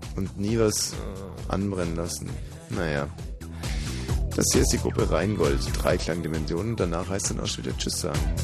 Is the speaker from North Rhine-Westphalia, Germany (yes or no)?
no; Ammersee area near Munich, Bavaria, Germany; moved away; Aus Schonau am Ammersee